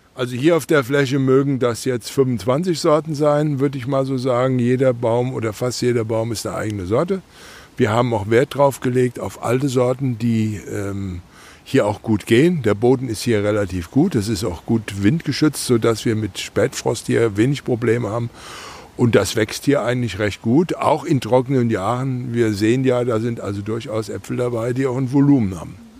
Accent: Nassauer Land, Rhineland-Palatinate, Germany; born or raised there

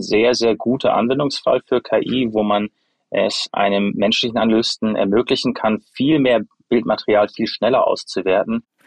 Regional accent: Freiburg, Baden-Württemberg, Germany; moved away as an adult; also born or lived in United States; Ich bin in Freiburg zum größten Teil aufgewachsen habe dort auch Abitur gemacht ähm, und bin dann zum Studium in die USA

